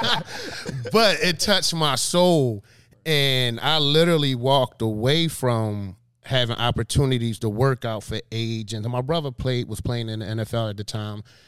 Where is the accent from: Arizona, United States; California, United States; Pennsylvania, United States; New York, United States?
Pennsylvania, United States; Philadelphia; born and raised in Philadelphia